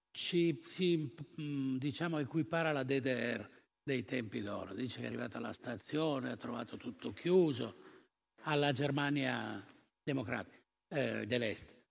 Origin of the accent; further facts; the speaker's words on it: Turin, Piedmont, Italy; come torinesi